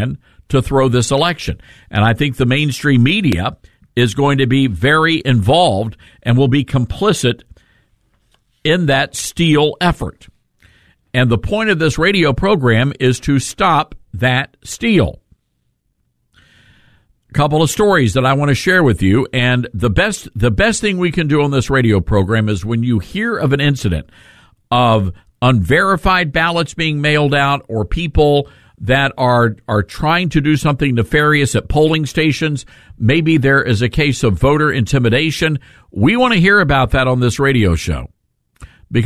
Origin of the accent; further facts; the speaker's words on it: Memphis, Tennessee, United States; Born and raised in Memphis, born at Baptist Hospital in downtown Memphis.